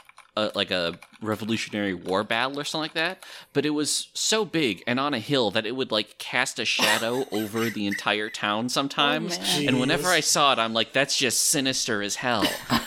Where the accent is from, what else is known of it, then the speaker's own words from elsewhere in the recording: New Hampshire, United States; moved away; also born or lived in Elmira, New York; my hometown in New Hampshire